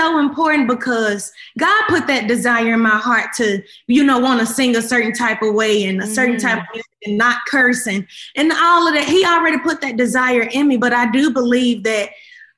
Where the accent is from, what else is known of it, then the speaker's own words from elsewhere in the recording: Memphis, Tennessee, United States; I came from Memphis